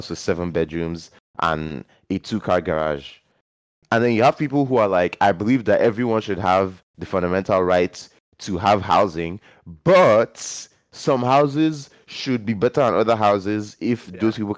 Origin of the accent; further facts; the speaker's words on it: Nigeria; growing up in Nigeria